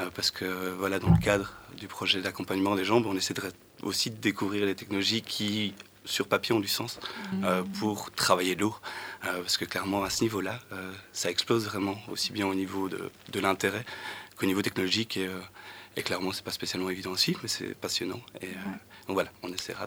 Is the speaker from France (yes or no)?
no; Luttre, Wallonia, Belgium; j'ai grandi à Lutre, dans un petit village entre Charleroi et Nivelles